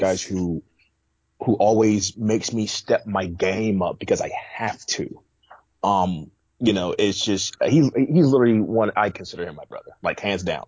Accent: Atlanta, Georgia, United States; also born or lived in New York; I'm from Atlanta

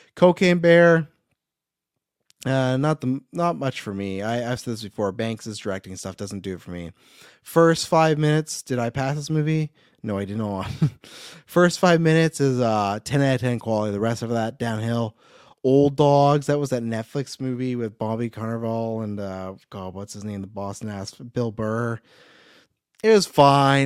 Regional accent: Kelowna, British Columbia, Canada; my hometown, right here in Kelowna.

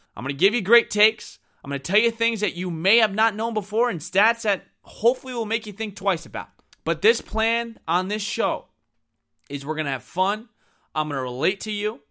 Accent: New York, United States; I am from New York

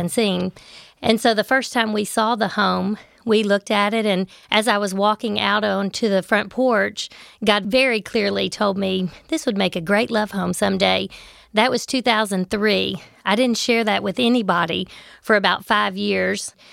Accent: Memphis, Tennessee, United States; I grew up in Memphis. I lived in Memphis my entire life

